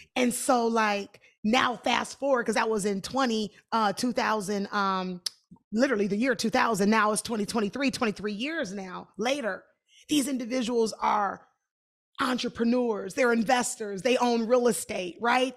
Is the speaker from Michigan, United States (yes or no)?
yes; Detroit, Michigan, United States; I am from Detroit